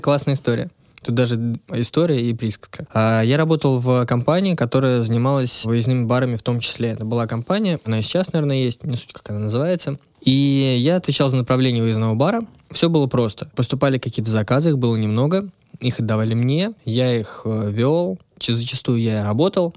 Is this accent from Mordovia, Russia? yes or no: no; Odintsovo, Moscow Oblast, Russia; Это все было в Одинцово, я сам из Одинцова